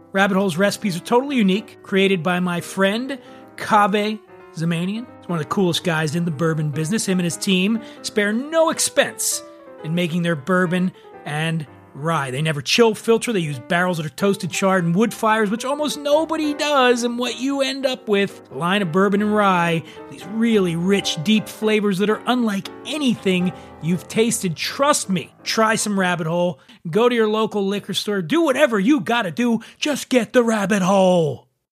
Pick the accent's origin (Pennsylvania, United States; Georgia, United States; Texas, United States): Pennsylvania, United States; Philadelphia; right outside of my hometown of Philadelphia